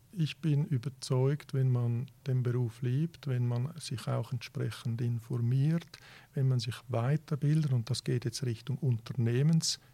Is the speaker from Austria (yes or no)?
no; Switzerland; also born or lived in Italy; ich bin ja, ja Italiener und Schweizer